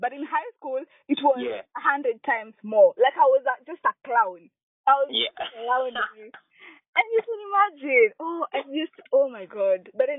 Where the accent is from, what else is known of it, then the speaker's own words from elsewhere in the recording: Kenya; I identify as African first, then Kenyan.